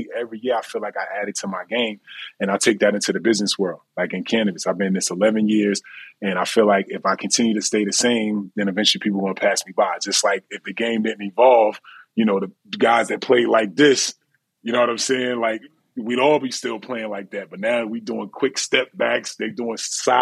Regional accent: New Jersey, United States; we are from Jersey, we cocky and just we confident.

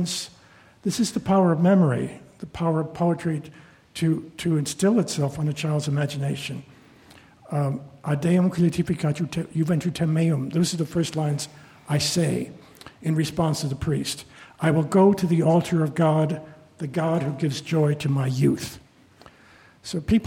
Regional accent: Sacramento, California, United States; first language Spanish; English is a second language; I grew up in Sacramento, California

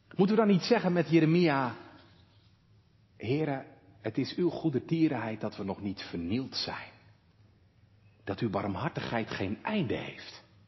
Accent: Walcheren, Zeeland, Netherlands; hier bij ons op Walcheren

